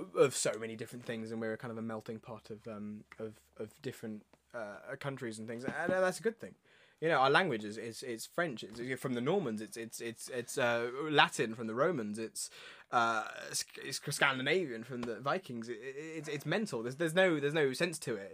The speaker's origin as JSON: {"language": "English", "country": "United Kingdom", "said": "we're British"}